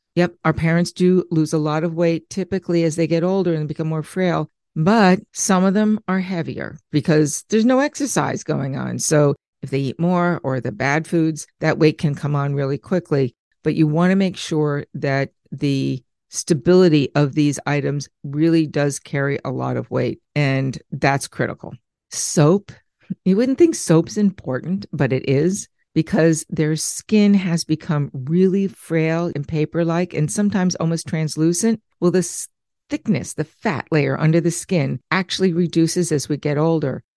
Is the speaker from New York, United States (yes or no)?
yes; Long Island, New York, United States; growing up in Long Island